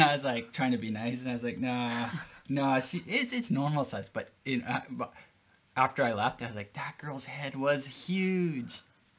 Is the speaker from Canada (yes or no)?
yes; Canada; now in Japan; Yes, I'm from Canada.